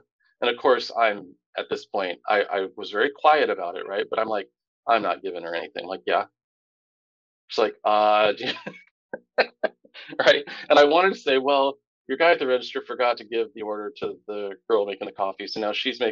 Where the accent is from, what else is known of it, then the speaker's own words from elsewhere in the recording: Tampa, Florida, United States; I grew up in Tampa